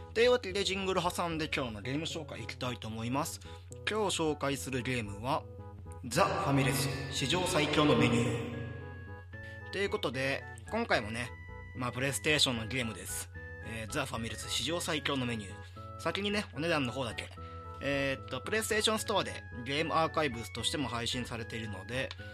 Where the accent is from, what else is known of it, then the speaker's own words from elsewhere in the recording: Hyogo, Japan; moved away as an adult; now in Tokyo, Japan; 実家のね、兵庫県から